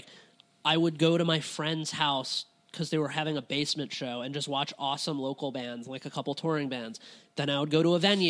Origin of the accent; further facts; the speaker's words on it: Cincinnati, Ohio, United States; whenever I tell people I'm from Cincinnati, it's like, oh, why? Like, where?